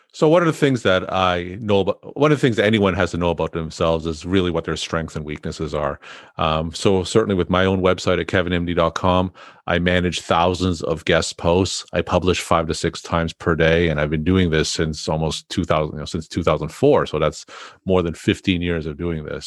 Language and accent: English; New England, United States; I'm from New England